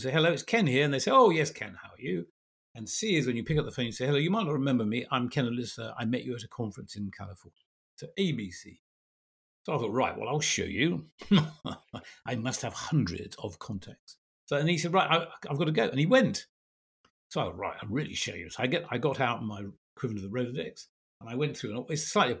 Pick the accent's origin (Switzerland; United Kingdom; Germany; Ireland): United Kingdom; England; also born or lived in Belgium / America; My family and I lived in Belgium. We're English